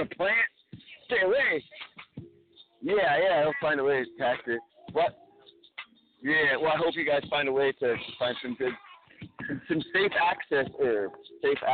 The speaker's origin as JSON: {"language": "English", "region": "California", "country": "United States", "also_born_or_lived": "Arkansas", "said": "I'm from California, and Arkansas"}